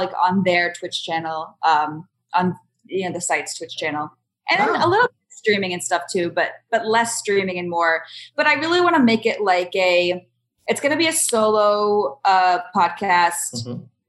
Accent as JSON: {"language": "English", "region": "East Coast", "country": "United States", "also_born_or_lived": "Boston / New York / Las Vegas", "moved": "as an adult", "lives_now": "United Kingdom", "said": "I'm from the East Coast. I came to Boston. I went to school in New York."}